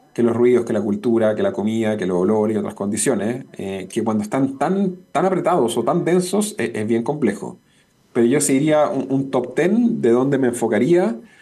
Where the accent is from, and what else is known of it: Chile